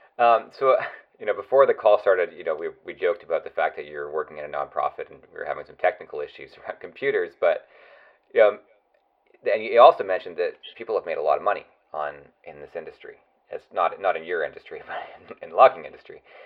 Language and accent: English; West Coast, British Columbia, Canada; I grew up on the West Coast